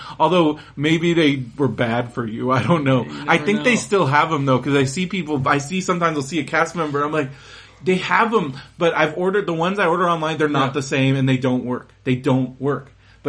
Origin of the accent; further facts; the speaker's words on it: San Diego, California, United States; But I grew up in San Diego, so like Disneyland was like a special treat.